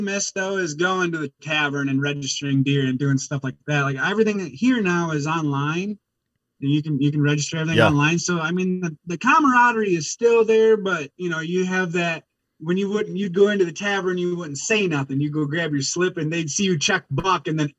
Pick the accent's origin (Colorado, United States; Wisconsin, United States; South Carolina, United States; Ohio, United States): Wisconsin, United States; Well, so I born and raised in Wisconsin, been a part of the Orange Army pretty much ever since I could hold a firearm at 12.